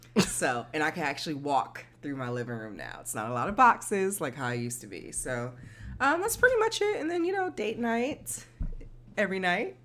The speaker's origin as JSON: {"language": "English", "town": "Newark", "region": "New Jersey", "country": "United States", "said": "I'm from Newark"}